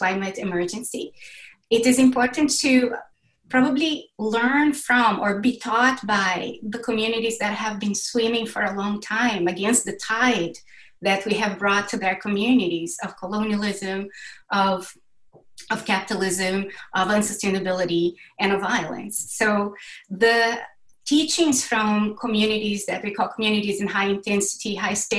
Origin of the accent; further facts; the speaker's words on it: Brazil; I was born and raised in Brazil